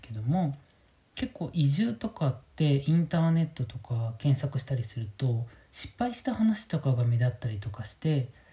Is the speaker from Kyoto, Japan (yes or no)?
yes; Kyoto, Japan; moved away as an adult; also born or lived in Tokyo / Shirakawa-go, Gifu; now in Minamiechizen, Japan; 僕自身京都出身なんですけども